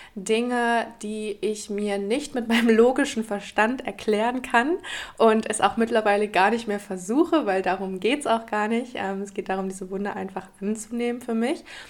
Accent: Germany; moved away as an adult; now in Portugal; habe noch in Deutschland gelebt, in meiner Heimat

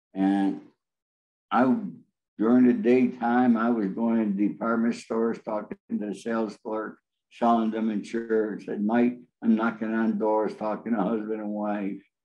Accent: Rome, New York, United States; now in Los Angeles, United States; we lived in Rome, New York, which is right in the center of New York State

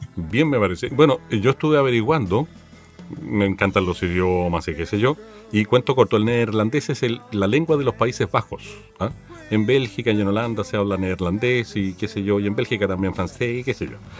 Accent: Chile; como chilenos

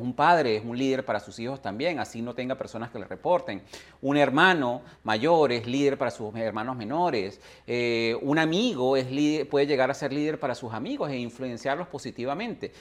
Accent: Venezuela; nací en Venezuela

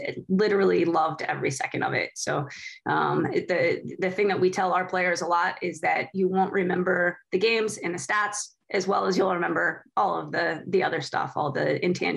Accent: Missouri, United States; moved away; I grew up in the Midwest. I grew up in a smaller town in Missouri

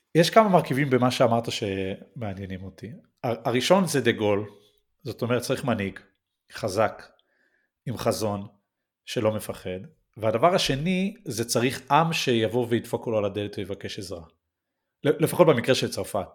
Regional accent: Northern District, Israel; בתור ילד שגדל באחד מיישובי הצפון

